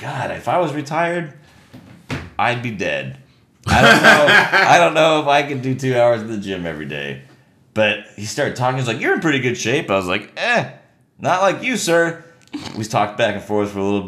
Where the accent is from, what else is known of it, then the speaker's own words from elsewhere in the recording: United States; I'm an American.